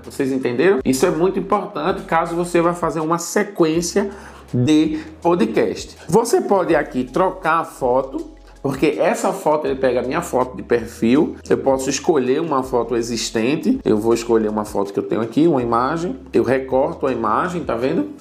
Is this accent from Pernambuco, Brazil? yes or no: yes; Recife, Pernambuco, Brazil; moved away as an adult; now in Senegal; eu sou de Recife